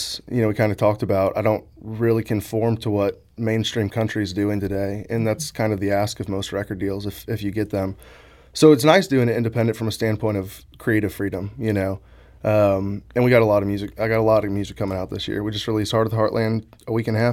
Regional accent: Eureka, Missouri, United States; moved away as an adult; also born or lived in Nashville; growing up in Eureka

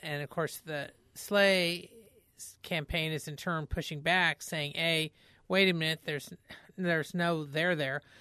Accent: Indiana, United States; now in Missouri, United States; I'm from Indiana

